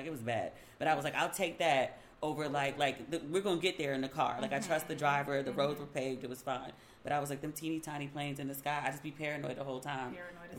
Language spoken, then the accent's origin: English; Maryland, United States; I'm from Maryland.